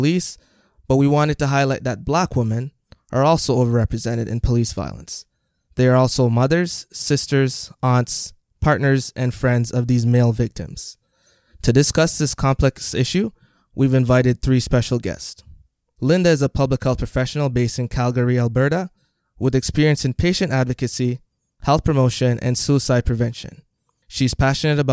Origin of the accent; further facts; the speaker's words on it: Jamaica; now in Canada; I am originally from Jamaica